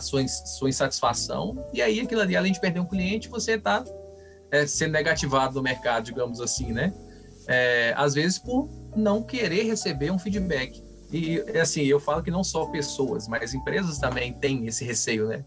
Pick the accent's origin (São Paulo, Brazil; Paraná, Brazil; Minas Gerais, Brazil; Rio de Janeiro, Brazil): Minas Gerais, Brazil; Como bom mineiro